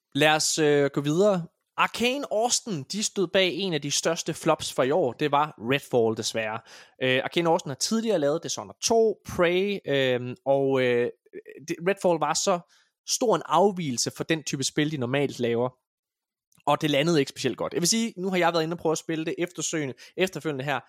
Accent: Denmark; vi kommer fra Danmark

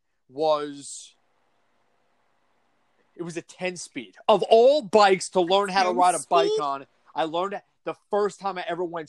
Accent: Port Jefferson, New York, United States; moved away; after I moved away from Port Jeff

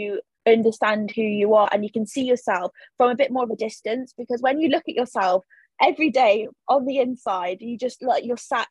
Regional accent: United Kingdom; the country that I'm born in, or, you know, the place where I was born

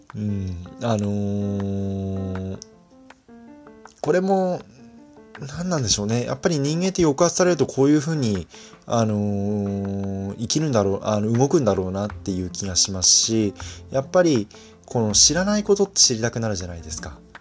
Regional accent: Fukui, Japan; 私はあの福井出身なんでね

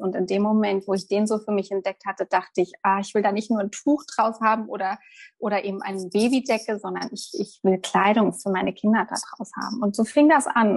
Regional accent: Germany; moved away as an adult; now in Mallorca, Spain; bei uns in Deutschland

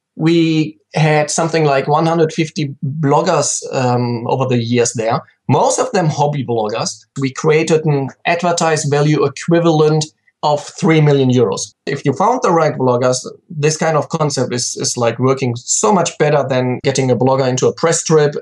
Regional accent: countryside close to Cologne, North Rhine-Westphalia, Germany; I'm from Germany, very um, um, pretty much on the countryside, close to Cologne, and that's still like where I live now

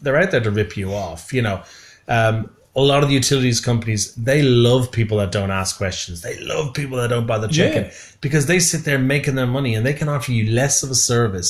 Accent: Ireland; now in Australia; I'm being Irish

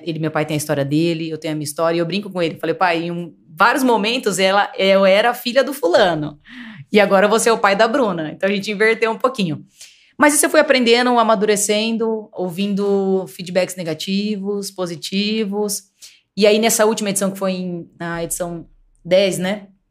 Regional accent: Paulínia, São Paulo, Brazil; eu nasci aqui em Paulínia e minha família sempre foi de comerciante

